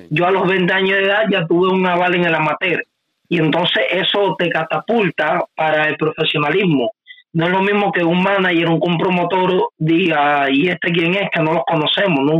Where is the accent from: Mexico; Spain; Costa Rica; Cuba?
Cuba; Yo soy cubano 100% y amo, y amo este país con mi vida